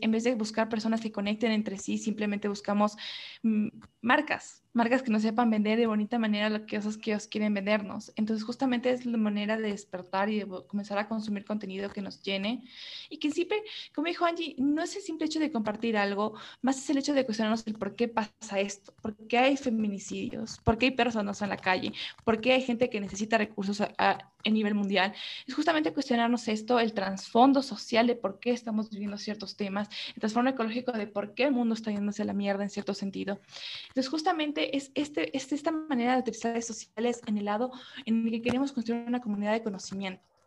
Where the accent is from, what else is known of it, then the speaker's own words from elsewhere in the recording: Ecuador; podemos sentirnos identificados como ecuatorianos